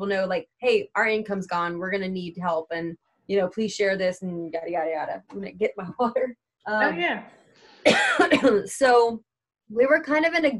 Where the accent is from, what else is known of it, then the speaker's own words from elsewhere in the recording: Lake Charles, Louisiana, United States; I'm from Lake Charles